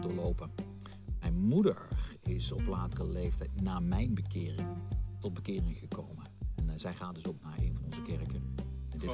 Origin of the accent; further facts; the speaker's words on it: Meijel, Limburg, Netherlands; also born or lived in Roermond; op jonge leeftijd samen met mijn ouders natuurlijk verhuisd naar, eh, naar het dorpje Meijl. En dat is ook een klein dorpje, ongeveer 4000, 5000 inwoners. En daar heb ik mijn jeugd gehad